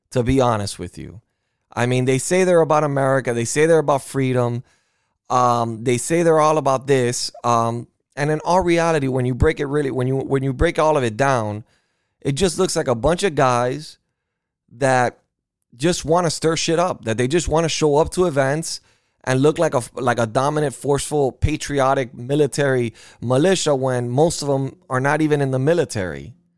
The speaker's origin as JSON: {"language": "English", "country": "United States", "said": "I am an American"}